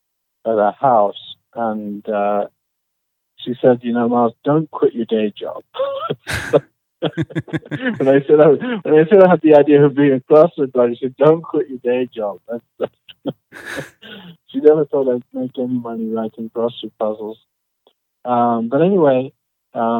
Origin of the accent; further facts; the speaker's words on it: Oxford, South East England, United Kingdom; moved away as an adult; now in Carlsbad, United States; Originally born in Oxford, England